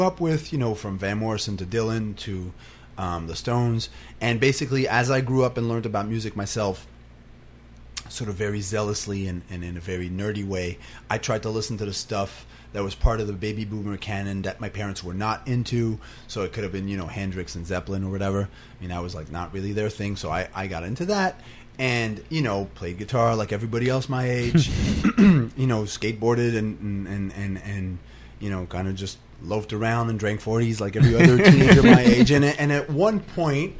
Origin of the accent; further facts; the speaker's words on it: Montreal, Quebec, Canada; moved away as an adult; also born or lived in New York; I came from Montreal